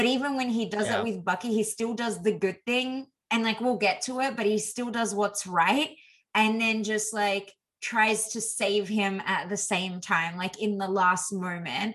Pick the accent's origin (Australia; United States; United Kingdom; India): Australia; as an Aussie growing up